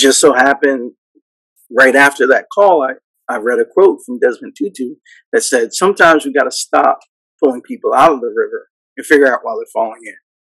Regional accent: New York, United States; I grew up in New York

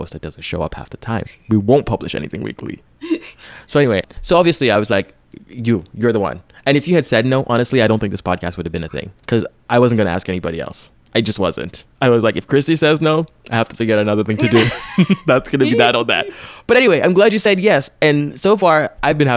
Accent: Lagos, Nigeria; That city where I'm from, my hometown

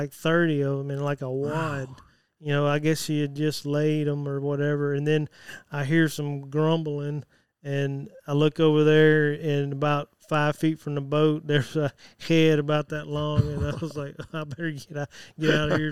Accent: Jackson, Mississippi, United States; I was born in Jackson

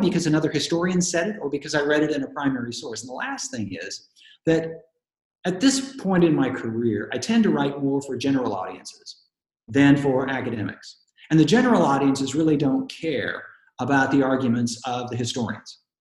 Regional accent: Portland, Oregon, United States; when I was a kid growing up in Oregon, growing up in Portland

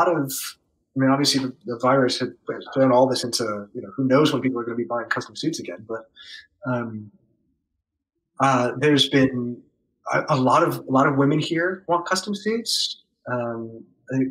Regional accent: New York City, New York, United States; moved away as an adult; also born or lived in Baltimore / Jersey City / Brooklyn; now in New Orleans, United States; I grew up in Manhattan

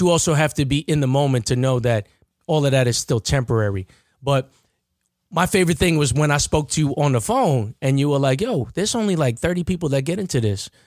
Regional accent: Baldwin, United States; I'm from Baldwin

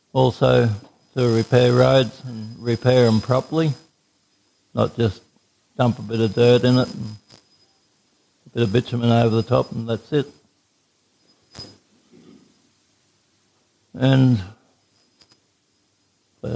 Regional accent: Townsville, Queensland, Australia; also born or lived in Haden; now in Oakey, Australia; I grew up in Townsville, went for a working holiday around Australia and settled out in Oakey.

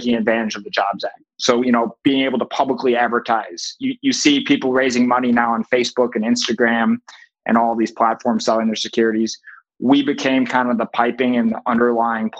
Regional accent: Boston, Massachusetts, United States; now in New York City, United States; I'm from Boston originally

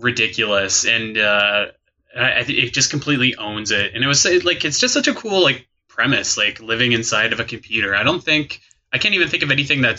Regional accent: Canada; growing up in Canada, you watch a lot of YTV after you're done school

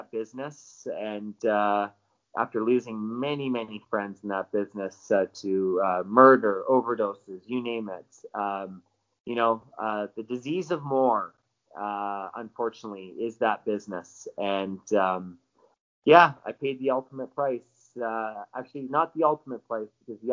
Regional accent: British Columbia, Canada; I'm from British Columbia

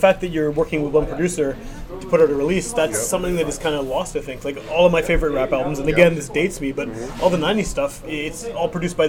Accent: Winnipeg, Manitoba, Canada; I mean, even as someone who grew up in Winnipeg, I grew up in Wolseley in the West End.

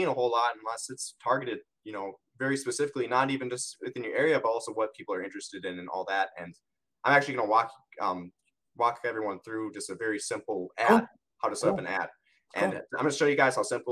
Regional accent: Wisconsin, United States; I'm from Wisconsin

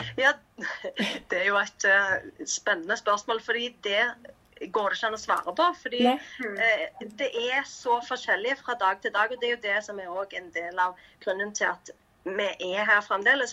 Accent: Stavanger, Rogaland, Norway; moved away as an adult; now in Cambodia; jeg er fra Stavanger

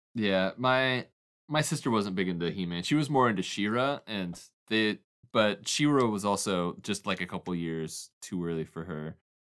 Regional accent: Oklahoma, United States; growing up in Oklahoma

